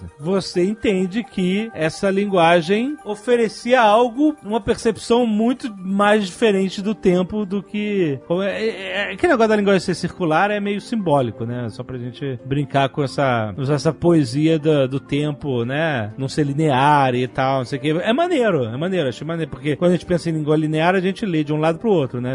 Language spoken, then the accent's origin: Portuguese; Rio de Janeiro, Brazil; carioca, que nem eu